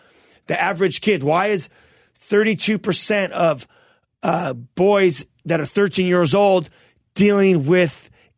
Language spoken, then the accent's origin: English; Toronto, Ontario, Canada; We're from Toronto.